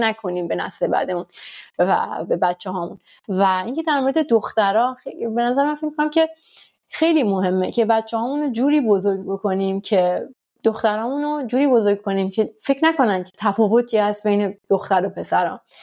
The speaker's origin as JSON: {"language": "Persian", "country": "Iran", "tie": "born or raised there", "moved": "as an adult", "lives_now": "France", "said": "ماها که در حال با تو ایران بزرگ شدیم"}